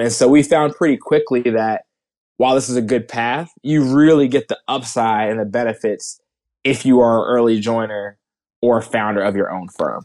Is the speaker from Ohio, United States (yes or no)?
no; outside of Philadelphia, New Jersey, United States; I grew up in New Jersey. Outside of Philadelphia